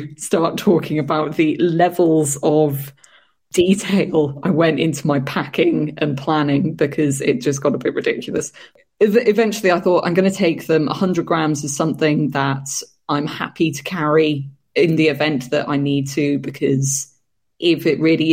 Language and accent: English; United Kingdom; I was going to be the only sort of British girl staying there that night